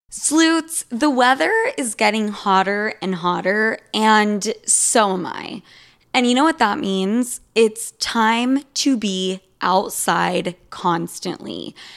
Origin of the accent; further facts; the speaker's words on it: Utah, United States; growing up in Utah